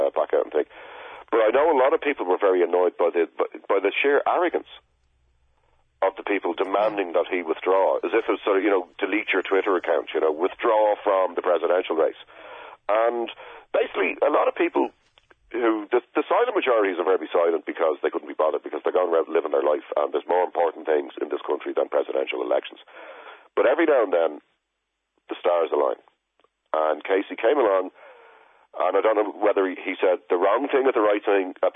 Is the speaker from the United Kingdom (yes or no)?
no; Dublin, Leinster, Ireland; I'm working class, I'm from Crumlin